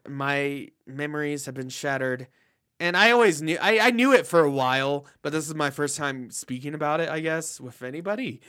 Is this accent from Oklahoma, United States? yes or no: yes; Oklahoma, United States; moved away; I'm originally from Oklahoma